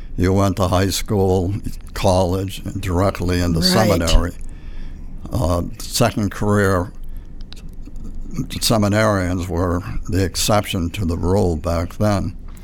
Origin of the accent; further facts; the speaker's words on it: Clinton, Massachusetts, United States; now in Pacific, United States; I was born and raised in Clinton, Massachusetts. Now, Clinton is in Worcester County, and we're about 35 miles west of Boston.